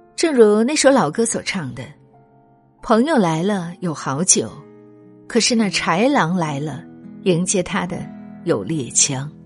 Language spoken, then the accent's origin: Chinese; China; 我们中国人疫情都扛过来了